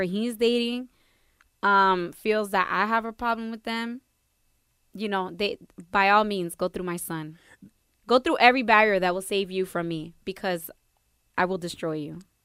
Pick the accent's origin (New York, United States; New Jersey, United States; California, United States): New Jersey, United States; Perth Amboy; first language Spanish; English is a second language; growing up in a town like Pertham, boy, I was Latina one hundred percent